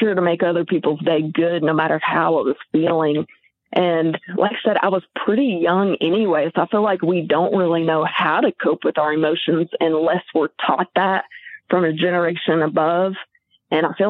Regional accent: White Hall, Arkansas, United States; also born or lived in Pine Bluff, Arkansas / Conway, Arkansas; I'm from the Pine Bluff area, but I went to junior high and high school in Whitehall.

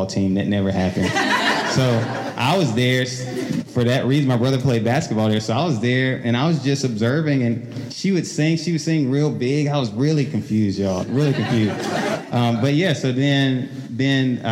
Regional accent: South Georgia, United States; I grew up in South Georgia, small town

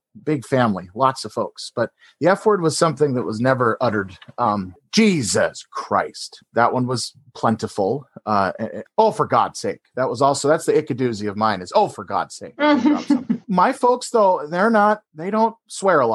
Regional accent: northeastern Montana, United States; also born or lived in North Dakota; I was born and raised in a small town in Montana, in northeastern Montana.

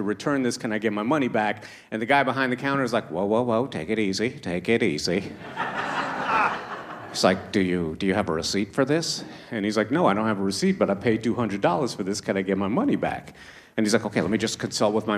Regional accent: Toronto, Ontario, Canada; also born or lived in Trinidad; I was born in Trinidad, but I grew up in Toronto

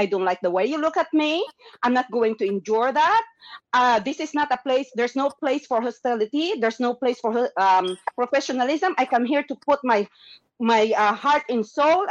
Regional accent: Philippines; moved away; they don't have any more Filipino cousins

